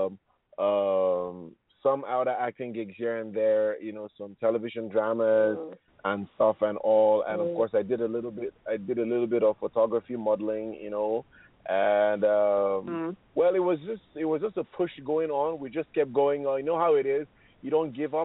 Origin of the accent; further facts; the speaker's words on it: Nigeria; I am Nigerian